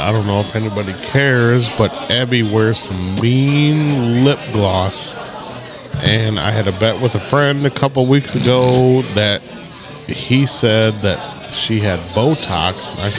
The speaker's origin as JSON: {"language": "English", "country": "Pakistan", "said": "I'm Pakistani."}